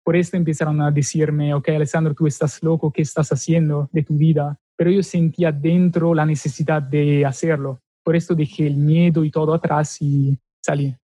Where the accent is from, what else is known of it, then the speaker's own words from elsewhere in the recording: Milan, Lombardy, Italy; Spanish is a second language; moved away as an adult; Soy del norte, Milano